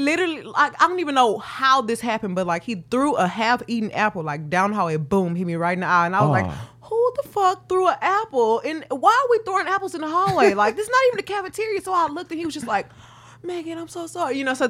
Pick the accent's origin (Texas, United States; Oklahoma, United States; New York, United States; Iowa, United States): Texas, United States; Houston; I'm from Houston, Texas.